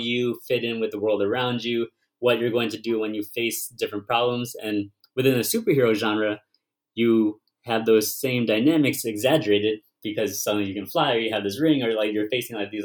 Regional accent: United States; I'm Vietnamese American, and I was born here

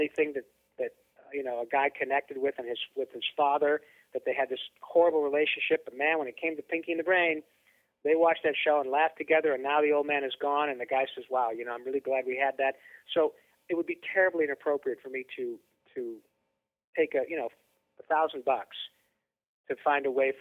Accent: Flint, Michigan, United States; also born or lived in Detroit, Michigan; I was born in Detroit and raised in around Flint, Michigan

